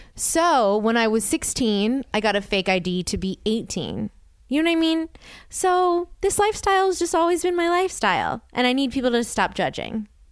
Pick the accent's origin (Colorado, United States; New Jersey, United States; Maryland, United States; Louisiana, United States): Louisiana, United States; New Orleans; I'm from New Orleans.